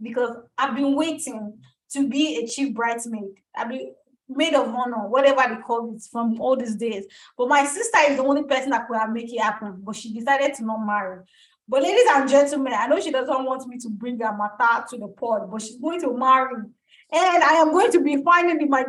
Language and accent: English; Nigeria; now in California, United States; I'm Nigerian